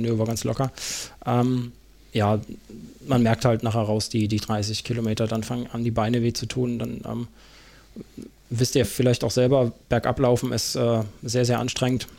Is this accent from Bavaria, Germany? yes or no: no; Karlsruhe, Baden-Württemberg, Germany; moved away; ich in der Gegend aufgewachsen bin. Ich bin da geboren in Karlsruhe